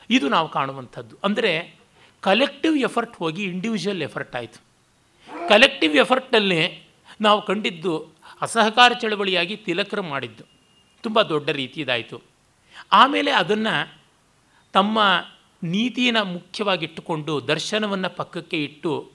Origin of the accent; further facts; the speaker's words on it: Kannadiga, Karnataka, India; ನಾನು ಕನ್ನಡಿಗ ವರ್ಣ ಬ್ರಾಹ್ಮಣ ಅಂತಂತಾರೆ ದೇಶ ರ ಭಾರತೀಯ